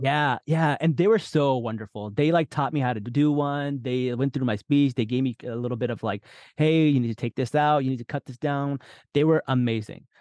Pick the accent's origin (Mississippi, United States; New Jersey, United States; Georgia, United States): New Jersey, United States; born or raised there; also born or lived in Lahore, Pakistan